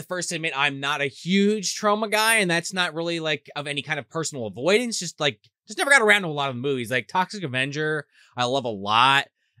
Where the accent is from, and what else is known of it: New Jersey, United States